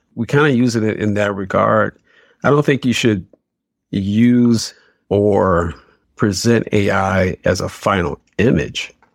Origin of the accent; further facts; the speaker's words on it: Detroit, Michigan, United States; born and raised in Detroit, on the west side, west side of Detroit